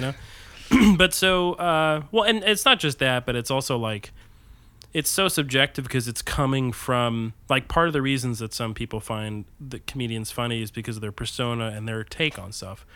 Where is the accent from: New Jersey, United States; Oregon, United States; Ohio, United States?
New Jersey, United States; I grew up in New Jersey